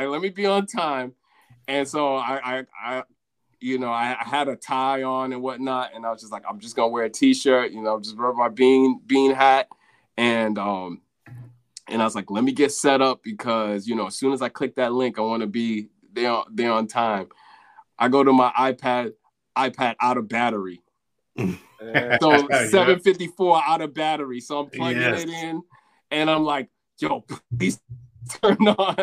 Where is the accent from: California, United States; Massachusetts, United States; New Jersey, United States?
Massachusetts, United States; Boston; moved away as an adult; also born or lived in Houston, Texas / Sierra Leone (ancestry); now in New York, United States; I was born in Houston, Texas in 1983. And I only lived there for like, 12 months. And then, so I can't really rep the dirty South. I can't. And so, you know, I moved to Boston, you know, right after my first year of life. And, you know, I lived in Boston